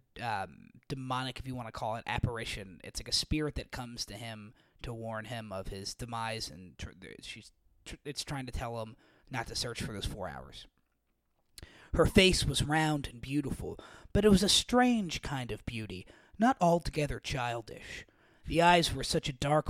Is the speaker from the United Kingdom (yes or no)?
no; Oklahoma, United States; where I grew up in Oklahoma